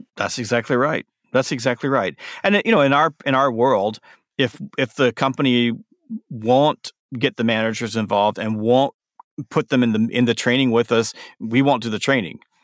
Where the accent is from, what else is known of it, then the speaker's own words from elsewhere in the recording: the South, United States; I'm from the South